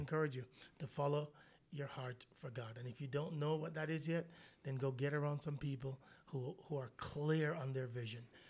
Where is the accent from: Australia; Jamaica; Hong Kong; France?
Jamaica; moved away; I'm Jamaican